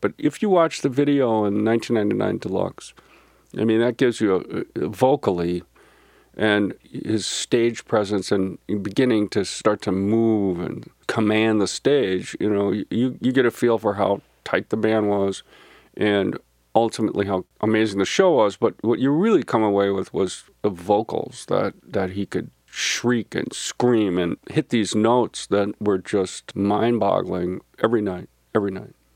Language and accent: English; St. Louis Park, Minnesota, United States; growing up in Saint Louis Park